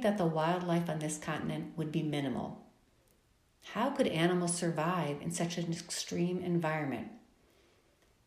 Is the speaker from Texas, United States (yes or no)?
no; Chicago, Illinois, United States; now in Phoenix, United States; Growing up in Chicago